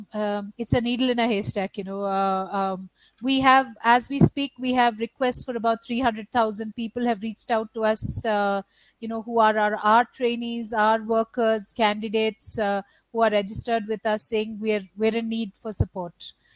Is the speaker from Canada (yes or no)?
no; Bihar, India; now in Karnataka, India; actually I'm registered in my home state, which is Bihar, which is about 3,000 kilometers away.